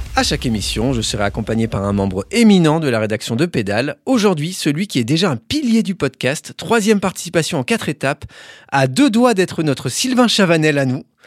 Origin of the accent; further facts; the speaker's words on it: Dunkirk, Hauts-de-France, France; j'ai passé toute mon enfance à Dunkerque, born and raised, comme disent les Américains